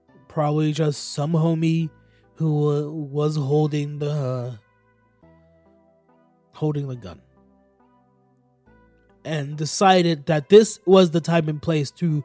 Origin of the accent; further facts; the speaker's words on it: Florida, United States; I'm a Florida nigga